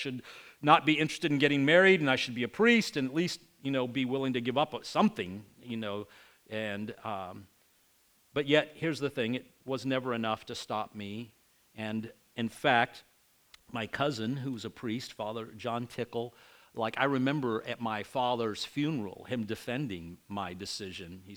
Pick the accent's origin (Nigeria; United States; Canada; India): United States; growing up in the United States